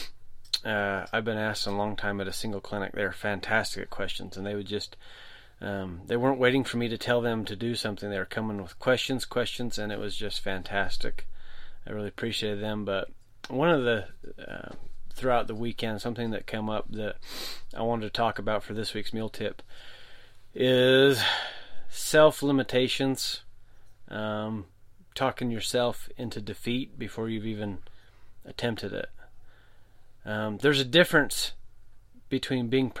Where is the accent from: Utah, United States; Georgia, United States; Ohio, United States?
Utah, United States; moved away; my home state of Utah